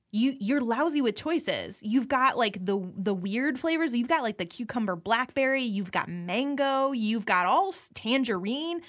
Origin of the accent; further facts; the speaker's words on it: Midwest, United States; I was raised by lesbians in the Midwest